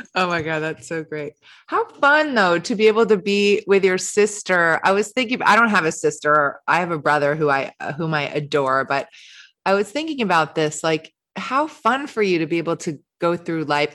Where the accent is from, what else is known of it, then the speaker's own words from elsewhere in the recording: New York City, New York, United States; moved away as an adult; also born or lived in London; I grew up in New York City